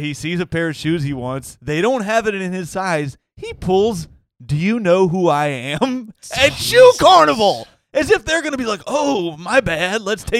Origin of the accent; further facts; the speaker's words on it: Bloomington, Indiana, United States; moved away as an adult; also born or lived in Ohio; So I'm from Bloomington, Indiana.